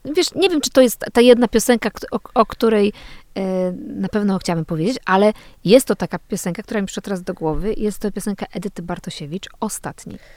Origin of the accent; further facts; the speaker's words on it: Poland; moved away as an adult; also born or lived in Kraków; pochodzę z tej małej miejscowości